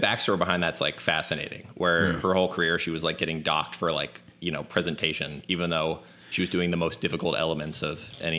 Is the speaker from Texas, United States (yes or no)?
no; Florida, United States; I'm from Florida